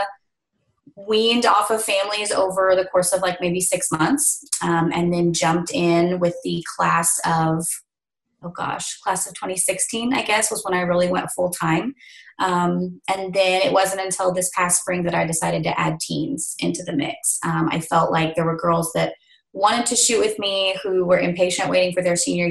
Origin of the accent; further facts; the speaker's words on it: Northeast Oklahoma, United States; moved away as an adult; also born or lived in South Central Kansas; now in Kansas, United States; I am originally from Northeast Oklahoma